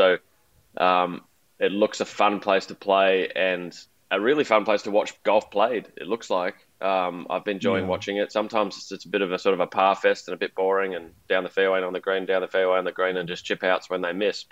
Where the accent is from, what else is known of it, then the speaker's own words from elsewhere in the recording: Melbourne, Victoria, Australia; I grew up in Melbourne